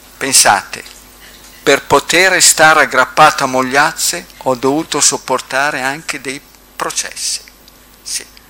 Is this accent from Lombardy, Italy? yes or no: no; Bobbio, Emilia-Romagna, Italy; sono di Bobbio